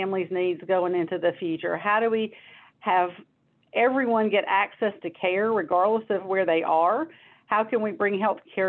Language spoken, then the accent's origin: English; North Carolina, United States; also born or lived in Washington, D.C.; I grew up here in North Carolina